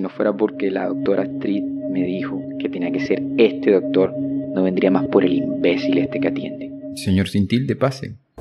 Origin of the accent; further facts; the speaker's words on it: Puerto Colombia, Atlántico, Colombia; Nací en Puerto Colombia